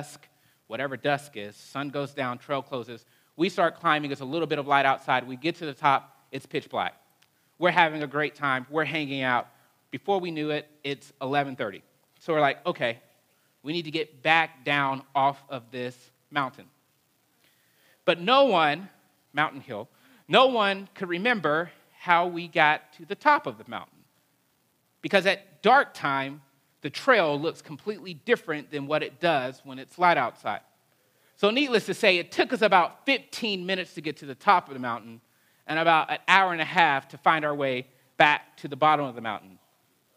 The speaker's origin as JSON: {"language": "English", "town": "Huntsville", "region": "Alabama", "country": "United States", "tie": "born or raised there", "said": "growing up in Alabama"}